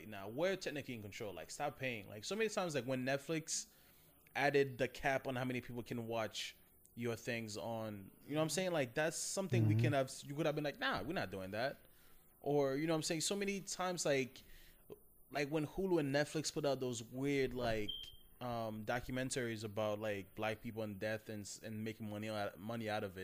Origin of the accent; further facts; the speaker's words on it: Haiti; moved away; since I grew up in Haiti